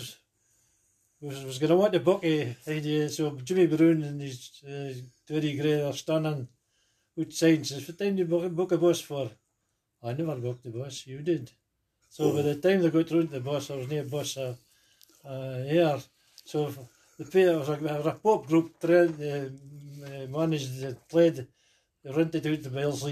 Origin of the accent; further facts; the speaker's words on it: Fraserburgh, Scotland, United Kingdom; I was brought up in Cross Street, just a goal kick